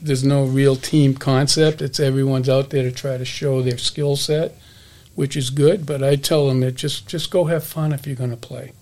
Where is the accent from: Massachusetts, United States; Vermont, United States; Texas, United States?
Massachusetts, United States; Hudson; growing up in Hudson, Mass, it was a it was a hockey town